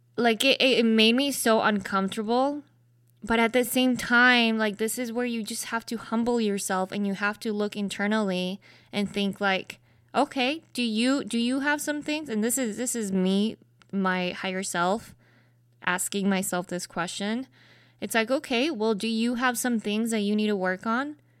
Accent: Salt Lake City, Utah, United States; I grew up in Utah, predominantly white space

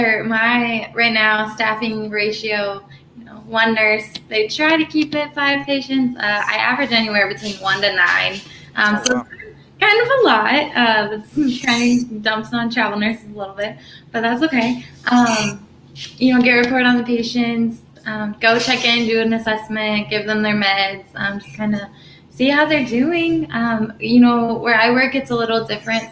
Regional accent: Malvern, Ohio, United States; moved away as an adult; now in Hilton Head, United States; So I'm from Ohio. I grew up, you know, born and raised in Malvern, Ohio.

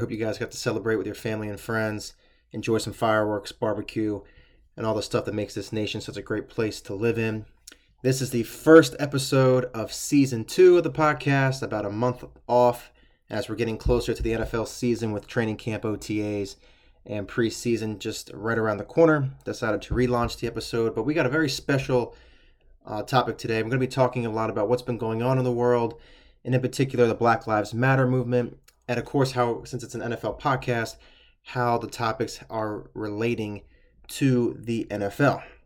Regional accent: Pennsylvania, United States; I'm, I'm from Pennsylvania.

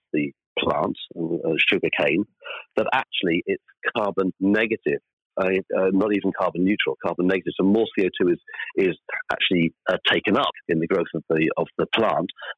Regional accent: Wales, United Kingdom; moved away; I'm Welsh originally

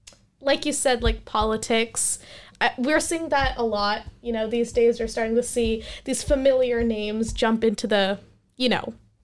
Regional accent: India; So I am Indian. I watch Indian movies.

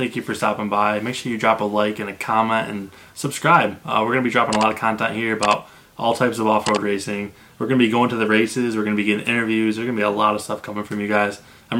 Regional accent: Clayville, New York, United States; moved away as an adult; we both grew up in upstate New York. I'm from Clayville, New York.

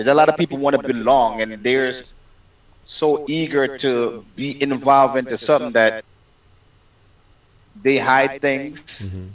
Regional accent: Jamaica; moved away as an adult; I'm born and raised in Jamaica

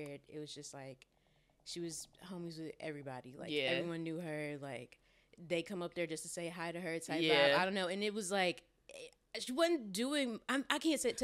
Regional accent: Tennessee, United States; moved away as an adult; now in Los Angeles, United States; I'm from Tennessee

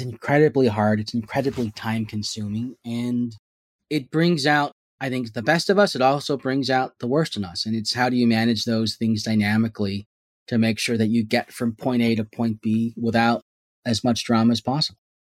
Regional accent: San Jose, California, United States; I was born and raised here in Silicon Valley in San Jose

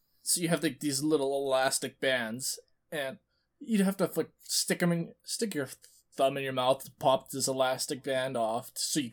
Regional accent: Canada; as a Canadian

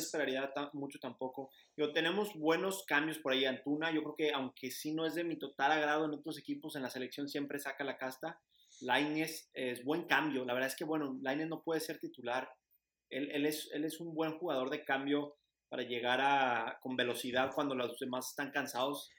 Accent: Mexico

